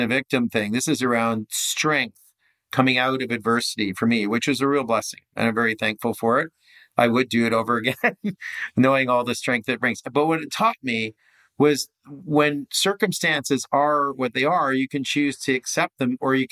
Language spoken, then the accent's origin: English; Canada; moved away as an adult; also born or lived in Mexico City / Barbados / Whistler; I'm Canadian.